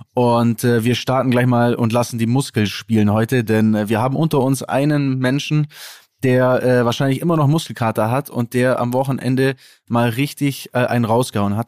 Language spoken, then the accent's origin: German; Kempten, Bavaria, Germany; bei uns in Kempten gibt's 5 Kilometer